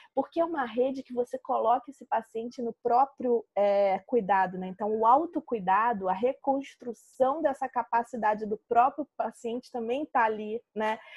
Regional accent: Brazil; aqui no Brasil

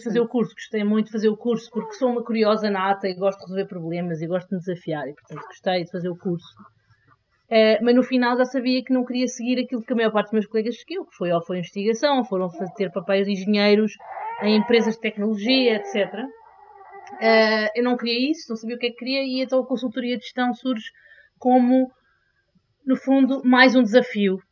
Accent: Lisbon, Portugal; also born or lived in Singapore / Belgium; nasci cresci em Lisboa e estou em Lisboa

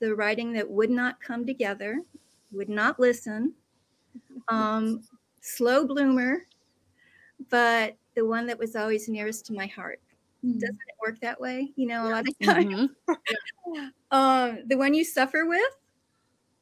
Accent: Midwest, United States; moved away as an adult; now in Pacific Northwest, United States; I grew up in the Midwest

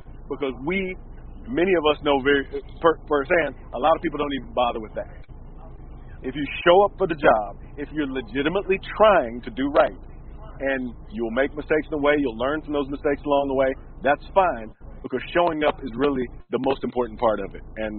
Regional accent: Milwaukee, Wisconsin, United States; also born or lived in Chicago / Memphis; because I grew up in Milwaukee and Chicago and Memphis and these kind of what I thought were enormously boring places to be.

